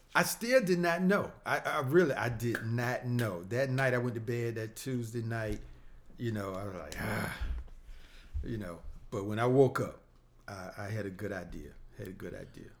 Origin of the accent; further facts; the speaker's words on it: Portsmouth, Virginia, United States; now in Chesterfield, United States; growing up in Portsmouth